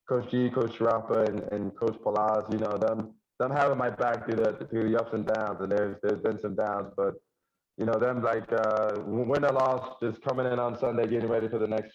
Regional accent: Union County, New Jersey, United States; I grew up in Union County

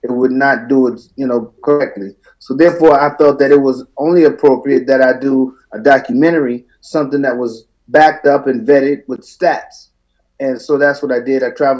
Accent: Queens, New York, United States; I'm a veteran of the United States Marine Corps. I'm from Jamaica, Queens, New York.

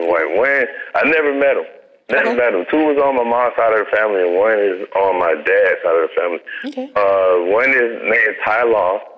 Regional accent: Eustis, Florida, United States; And my hometown, it's a little town called Eustis, Florida, mm. um, which is, uh, I'd say, maybe 45 minutes away from um, Orlando.

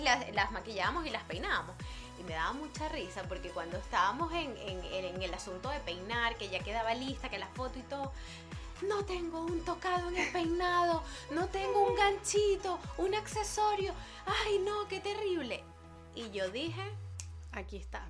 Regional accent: Barquisimeto, Lara, Venezuela; now in Madrid, Spain; tantos años viviendo cada una en Barquisimeto

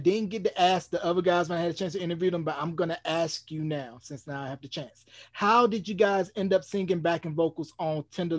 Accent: North Carolina, United States; me growing up in North Carolina

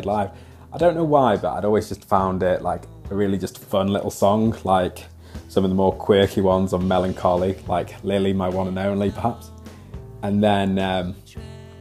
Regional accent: Wales, United Kingdom; I'm from Wales

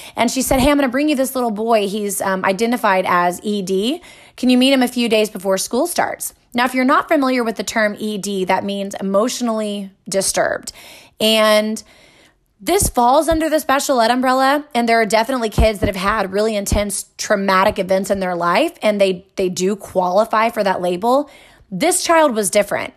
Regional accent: Texas, United States; I grew up here in Texas, right, in America.

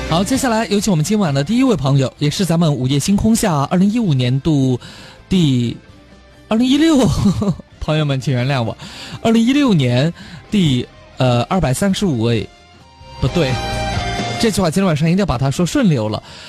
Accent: Chongqing, China; accent: Chongqing dialect; 咱们重庆话对。和普通话这个称谓啊，有些时候容易混淆

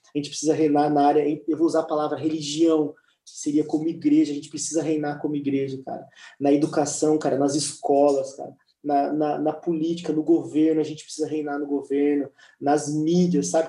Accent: Brazil; moved away as an adult; now in Liverpool, United Kingdom; quando eu saí do Brasil, brother, eu deixei um emprego bom no Brasil

